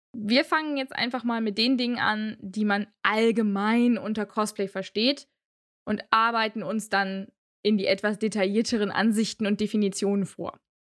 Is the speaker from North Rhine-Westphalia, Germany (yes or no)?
yes; Aachen, North Rhine-Westphalia, Germany; Ich komme aus Aachen